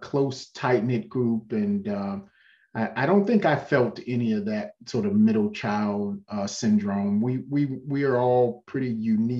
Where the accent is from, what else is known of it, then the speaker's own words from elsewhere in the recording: Washington, District of Columbia, United States; born and raised in Southeast D.C. and attended public high schools there in D.C.